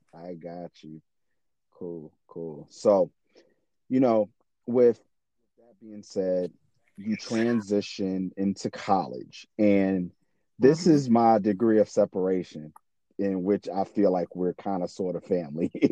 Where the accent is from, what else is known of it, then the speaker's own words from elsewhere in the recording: South Carolina, United States; I'm from South Carolina